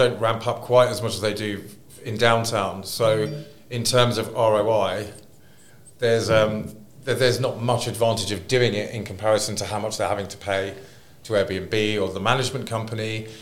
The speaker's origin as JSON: {"language": "English", "region": "London", "country": "United Kingdom", "moved": "yes", "lives_now": "Dubai, United Arab Emirates", "said": "I'm from London"}